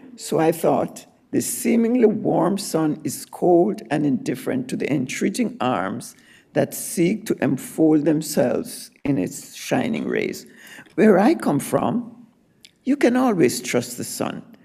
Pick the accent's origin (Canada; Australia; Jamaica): Jamaica; moved away; I was born in Jamaica, and I said, there are many crossroads in my Jamaican life